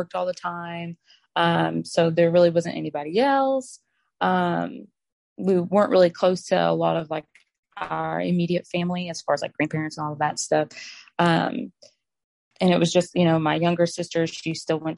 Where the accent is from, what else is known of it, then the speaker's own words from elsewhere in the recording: Arkansas, United States; I'm from Arkansas. I'm 24 years old. I own a modest clothing boutique here in Bryant